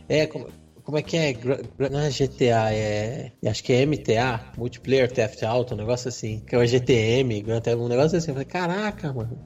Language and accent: Portuguese; Brazil; a gente é brasileiro